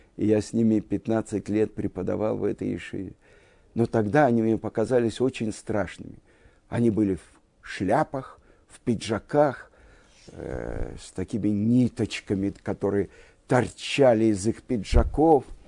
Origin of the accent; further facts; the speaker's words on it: Moscow, Russia; moved away as an adult; also born or lived in Jerusalem, Israel; now in Israel; из Москвы